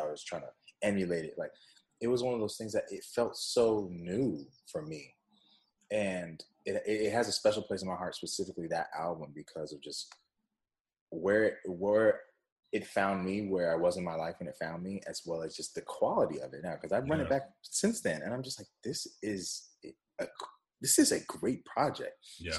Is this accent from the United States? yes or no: no; Jamaica; I'm Jamaican, for those who don't know. So I've been drinking this coconut water since I was young.